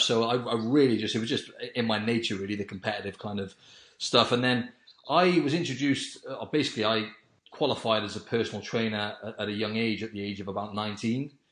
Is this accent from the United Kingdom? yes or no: yes; Wales, United Kingdom; I'm from I'm from Wales in the UK